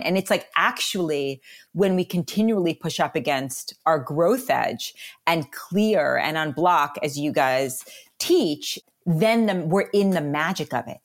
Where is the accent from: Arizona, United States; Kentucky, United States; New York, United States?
New York, United States; New York City; moved away; also born or lived in Colorado / New Zealand; I was raised in New York City, my family is pretty much all migrated to Colorado